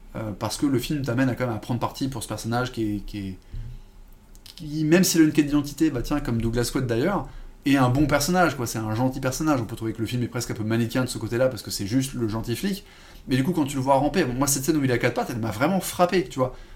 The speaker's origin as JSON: {"language": "French", "country": "France", "said": "en tant que français"}